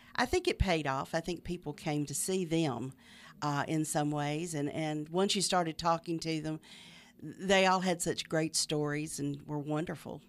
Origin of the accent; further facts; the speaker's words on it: Middle Tennessee, United States; moved away as an adult; also born or lived in Nashville area / Mobile, Alabama / Macon, Georgia / Mississippi; now in Meridian, United States; I grew up in Middle Tennessee. Uh, lived in the Nashville area almost all my life until I remarried seventeen years ago.